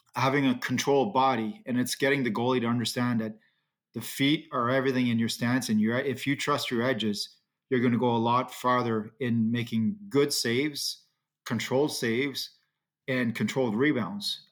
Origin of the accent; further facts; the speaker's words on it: Ottawa, Ontario, Canada; growing up in Ottawa, it's always, um, you know, it's always nice to be at home